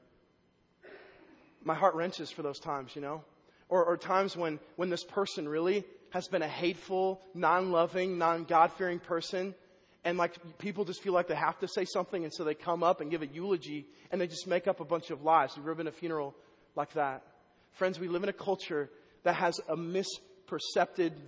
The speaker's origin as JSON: {"language": "English", "town": "Vandalia", "region": "Illinois", "country": "United States", "tie": "born or raised there", "also_born_or_lived": "Waverly, Iowa", "moved": "yes", "said": "In my hometown last week, Vandalia, Illinois"}